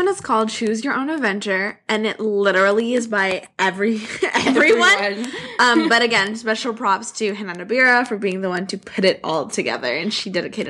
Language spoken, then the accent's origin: English; California, United States; I'm not even close to being from New York. I'm from California